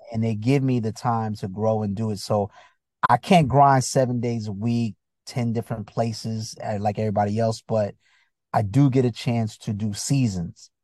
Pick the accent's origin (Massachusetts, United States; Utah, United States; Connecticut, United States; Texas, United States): Connecticut, United States; Bridgeport; also born or lived in Chicago, Illinois / Virginia; I grew up in Connecticut